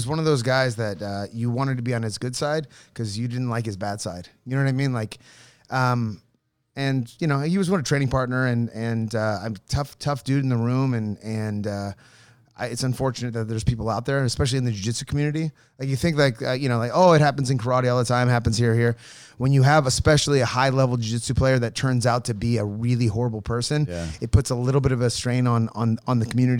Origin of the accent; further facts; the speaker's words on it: Grass Valley, California, United States; also born or lived in Los Angeles; I was born in L.A. And then I moved to a small town called Grass Valley, like in Northern California.